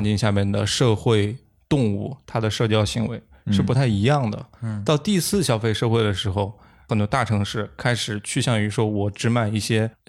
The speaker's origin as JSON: {"language": "Chinese", "region": "Liaoning", "country": "China", "tie": "born or raised there", "said": "反而是在可能在我们老家，比如说辽宁，"}